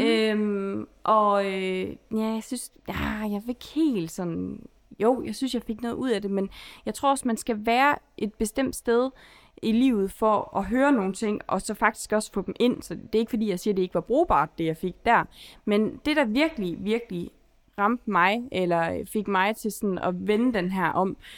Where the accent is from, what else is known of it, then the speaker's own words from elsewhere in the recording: Holstebro, Central Denmark Region, Denmark; moved away as an adult; now in Aarhus, Denmark; Jeg kommer fra Holstebro, og nu bor jeg i Aarhus